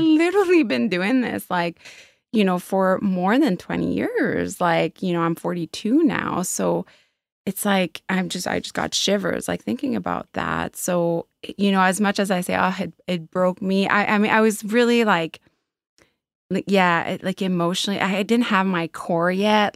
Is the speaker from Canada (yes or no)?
yes; Quebec, Canada; now in Halifax, Canada; I grew up in Quebec